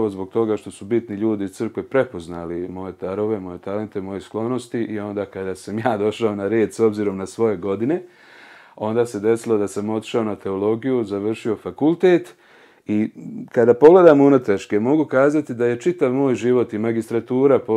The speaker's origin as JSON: {"language": "Croatian", "town": "Prijedor", "region": "Republika Srpska", "country": "Bosnia & Herzegovina", "said": "sa ovom godinom sam napunio evo, već 40 godina, porijeklom sam iz Prijedora, iz porodice ljudi koji su sa majčine strane uglavnom svi prosvjetni radnici."}